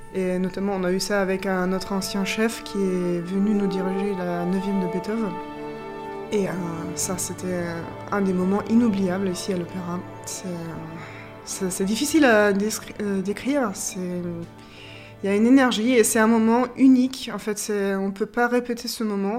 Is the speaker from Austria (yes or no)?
yes; Austria; moved away as an adult; also born or lived in Germany; now in Limoges, France; je viens de l'Autriche